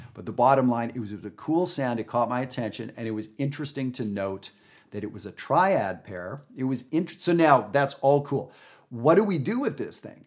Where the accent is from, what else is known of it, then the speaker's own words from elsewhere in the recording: Canada; now in United States; I live in the United States. I'm from Canada